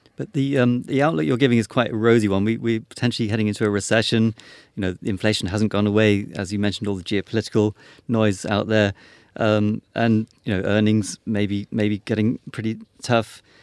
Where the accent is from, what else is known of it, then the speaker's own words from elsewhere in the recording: United Kingdom; being British